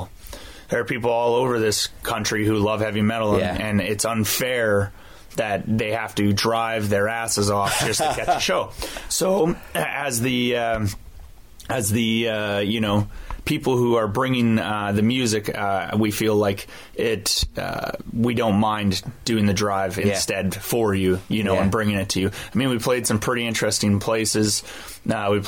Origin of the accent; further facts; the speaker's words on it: Canada; as a Canadian band